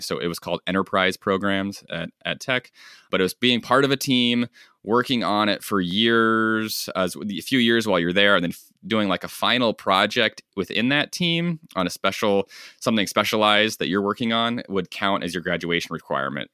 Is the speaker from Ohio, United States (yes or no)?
no; Bonners Ferry, Idaho, United States; moved away as an adult; also born or lived in Michigan; I grew up in North Idaho, so way out west, small town